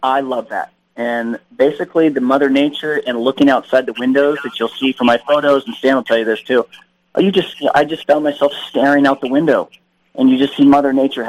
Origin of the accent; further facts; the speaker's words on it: Southern California, United States; also born or lived in Sierra Nevada; I grew up in the Sierras. You know, I grew up in Southern California